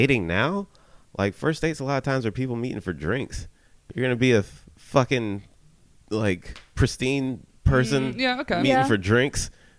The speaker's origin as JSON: {"language": "English", "region": "North Carolina", "country": "United States", "said": "But I came from North Carolina in, like, a preppy environment."}